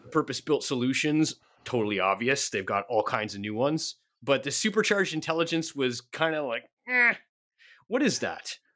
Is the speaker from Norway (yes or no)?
no; Canada; I am Canadian